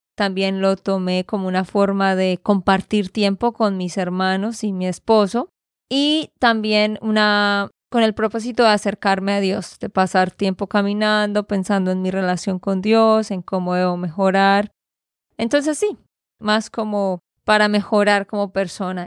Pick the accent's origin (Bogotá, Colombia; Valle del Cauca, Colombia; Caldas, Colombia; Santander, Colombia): Santander, Colombia; now in United States; de Santander, Colombia